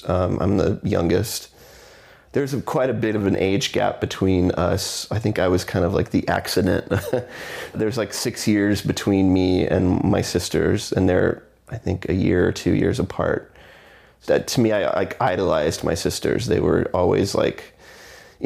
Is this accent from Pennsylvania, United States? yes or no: no; Houston, Texas, United States; also born or lived in McAllen, Texas; I was born in Houston, Texas, and I lived there until I was 14, 15